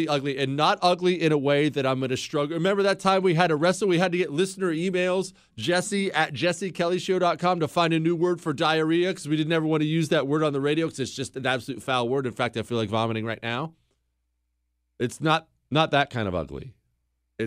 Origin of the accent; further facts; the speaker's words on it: United States; I'm an American